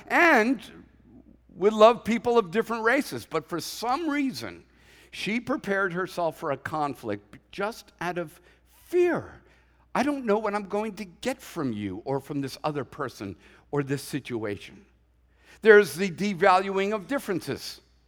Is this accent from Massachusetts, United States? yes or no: yes; Boston, Massachusetts, United States; But you know, I'm a Bostonian at heart. I know what it's like.